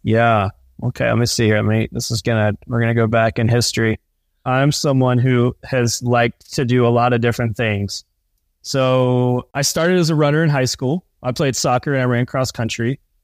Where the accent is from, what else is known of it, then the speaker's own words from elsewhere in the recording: East Coast, United States; I grew up on the East Coast, on the ocean